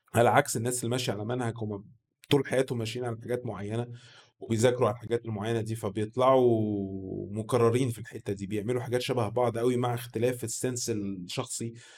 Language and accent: Arabic; Egypt; عندنا في مصر هنا